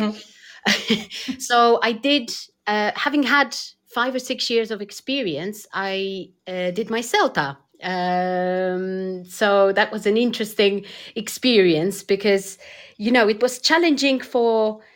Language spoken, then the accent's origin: English; Poland; English is a second language; moved away; I'm originally from Poland